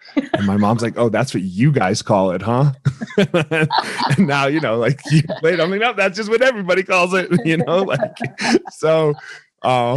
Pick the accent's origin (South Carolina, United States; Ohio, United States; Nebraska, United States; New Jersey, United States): New Jersey, United States; moved away; grew up in New Jersey